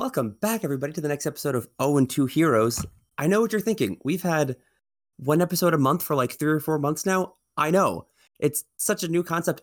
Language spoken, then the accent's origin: English; New York, United States; I'm from New York